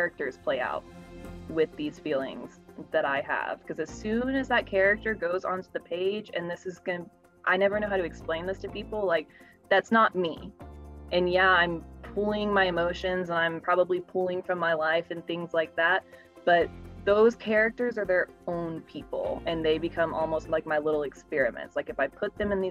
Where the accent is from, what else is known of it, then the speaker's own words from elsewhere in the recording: Houston, Texas, United States; also born or lived in Knoxville, Tennessee; I was raised, if not born, in Houston, Texas